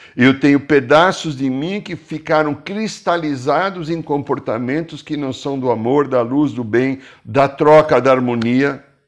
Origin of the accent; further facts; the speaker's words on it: Brazil; sou brasileiro